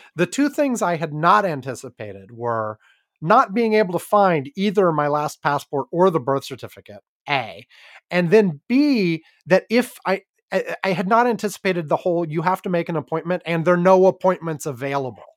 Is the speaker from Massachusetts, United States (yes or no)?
no; Wisconsin, United States; I was born in Wisconsin